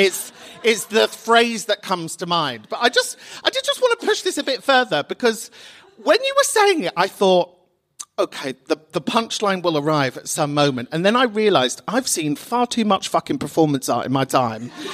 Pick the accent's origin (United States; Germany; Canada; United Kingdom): United Kingdom; London; I'm from Kentish Town